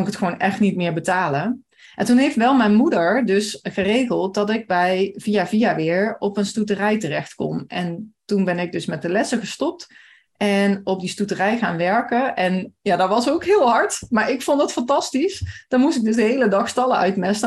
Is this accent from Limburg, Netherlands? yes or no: yes; Maasbree, Limburg, Netherlands; ik kom uit Maasbree